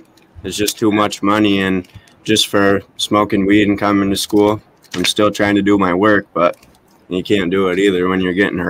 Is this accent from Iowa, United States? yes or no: no; Lansing, Michigan, United States; So I was born and raised in Lansing. So I grew up there my whole life, living with my mom and dad and my brother. And well, we adopted two sisters too later in the run.